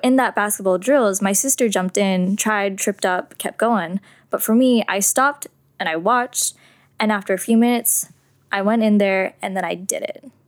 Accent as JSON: {"language": "English", "town": "San Jose", "region": "California", "country": "United States", "tie": "born or raised there", "said": "I was born and raised in San Jose, California."}